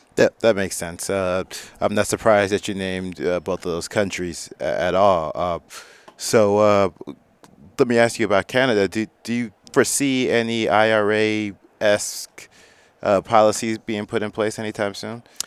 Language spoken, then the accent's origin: English; Texas, United States; I'm from Texas